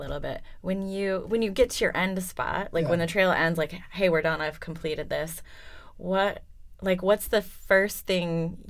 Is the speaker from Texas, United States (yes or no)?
no; Michigan, United States; I'm from Michigan